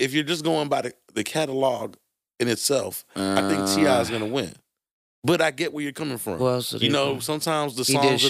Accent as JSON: {"language": "English", "town": "Brooklyn", "region": "New York", "country": "United States", "said": "I'm from Brooklyn. It's all hood, baby."}